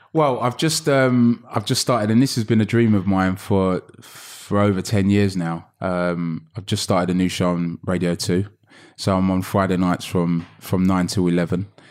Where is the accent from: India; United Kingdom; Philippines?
United Kingdom; London; I grew up in Hackney